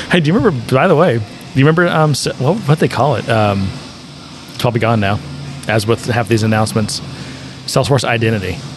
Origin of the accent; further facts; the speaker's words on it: United States; being an American